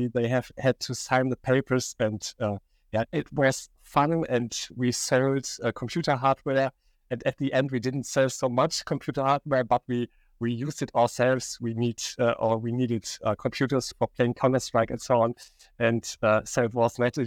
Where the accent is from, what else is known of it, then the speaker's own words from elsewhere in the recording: Aachen, North Rhine-Westphalia, Germany; also born or lived in Barcelona / Stuttgart; I'm coming from Aachen, a Western town in Germany, the most Western town in Germany. I studied here